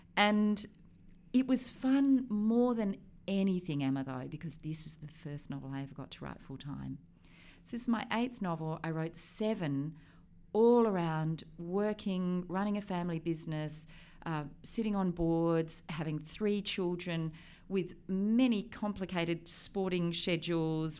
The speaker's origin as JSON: {"language": "English", "area": "River Derwent", "region": "Tasmania", "country": "Australia", "tie": "born or raised there", "also_born_or_lived": "Switzerland / Europe", "moved": "as an adult", "said": "I grew up on the River Derwent"}